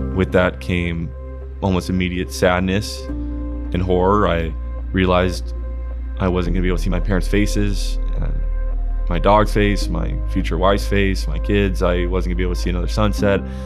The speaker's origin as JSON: {"language": "English", "town": "Huntington Beach", "region": "California", "country": "United States", "tie": "born or raised there", "said": "I was born in Huntington Beach and I have lived there ever since"}